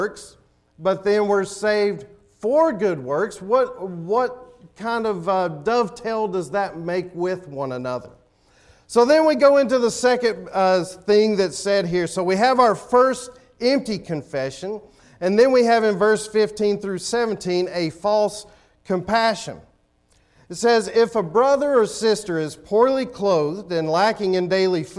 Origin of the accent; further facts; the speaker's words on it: Tennessee, United States; moved away; I'm from Tennessee.